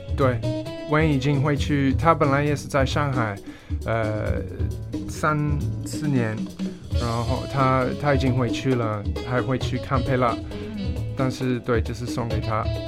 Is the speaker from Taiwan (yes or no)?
no; Canberra, Australian Capital Territory, Australia; now in Shanghai, China; 我们就是一起去音乐大学，呃，在堪培拉